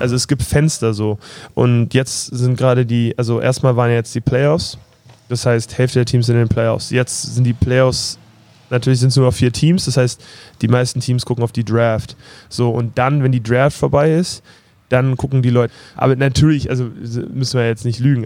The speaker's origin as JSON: {"language": "German", "region": "Berlin", "country": "Germany", "moved": "yes", "said": "ich komme aus Berlin, Prenzlauer Berg"}